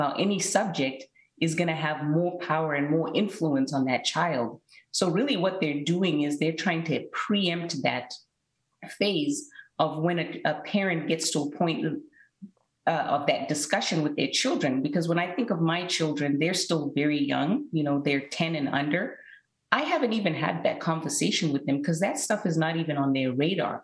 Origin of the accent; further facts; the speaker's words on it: Zimbabwe; when I was growing up in Zimbabwe